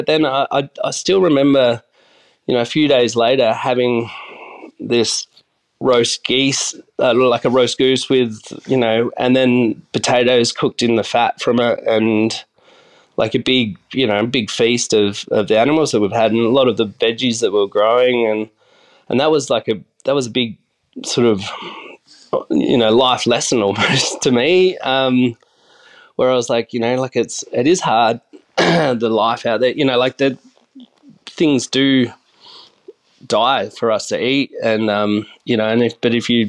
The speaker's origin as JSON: {"language": "English", "town": "Adelaide", "region": "South Australia", "country": "Australia", "tie": "born or raised there", "also_born_or_lived": "Yongala", "said": "So I grew up around Adelaide. I was born in a tiny country town called Yongala, which is out near Peterborough, near the new Tesla battery now, I suppose, near Jamestown."}